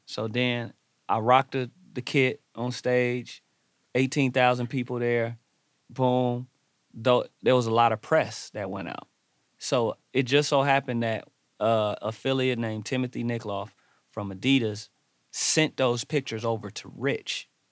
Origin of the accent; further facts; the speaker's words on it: Los Angeles, California, United States; I grew up in Watts